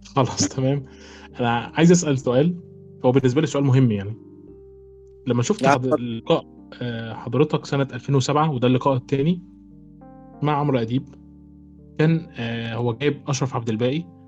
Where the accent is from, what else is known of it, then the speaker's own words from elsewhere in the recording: Egypt; النقابه عندنا في مصر